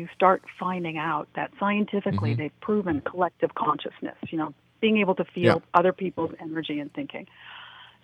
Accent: Los Angeles, California, United States; I grew up in the Hollywood, California area during the 60s and 70s

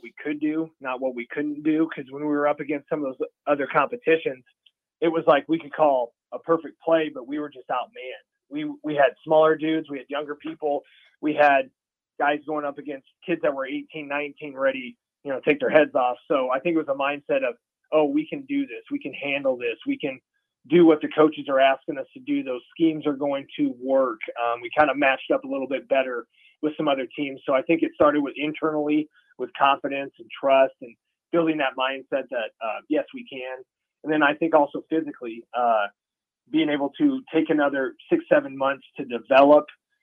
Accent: Pierce, Nebraska, United States; now in Lincoln, United States; I grew up in Pierce, Nebraska

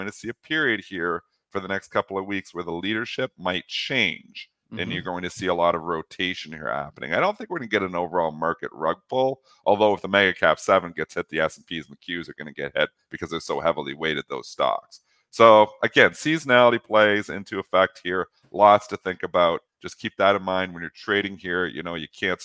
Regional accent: Canada; as a Canadian

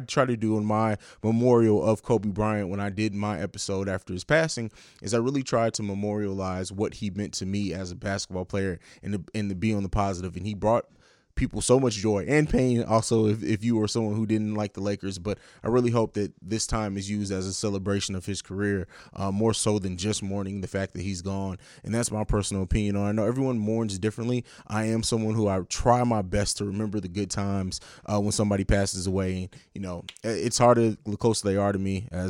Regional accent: Germany; also born or lived in St. Louis, United States; it's not really my hometown because I grew up in Italy in Germany, but I spent a lot of time in St. Louis, Missouri

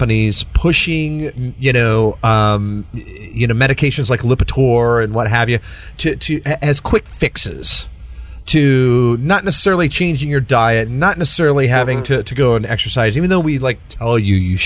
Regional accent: Texas, United States; I'm a Texan

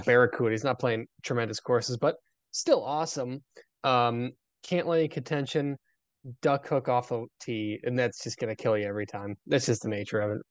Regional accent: near Chicago, Illinois, United States; moved away; growing up near Chicago

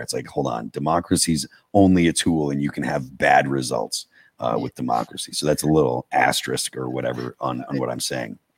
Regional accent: Massachusetts, United States; I grew up in Massachusetts.

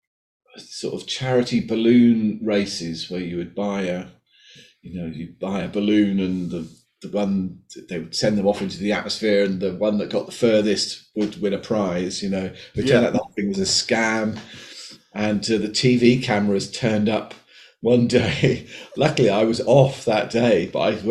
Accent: United Kingdom

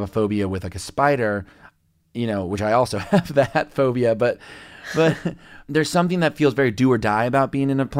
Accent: Lubbock, Texas, United States; born there; I was born in Lubbock, Texas, and … is from there, and he died in a plane crash.

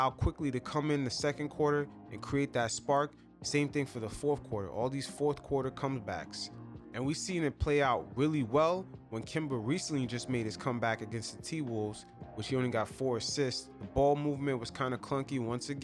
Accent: New York City, New York, United States; growing up in New York City

